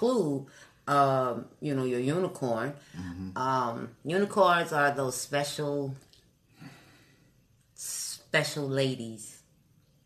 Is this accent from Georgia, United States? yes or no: no; Orlando, Florida, United States; It's big, but it's small, especially when you've been here. I've been here all my life. I'm a native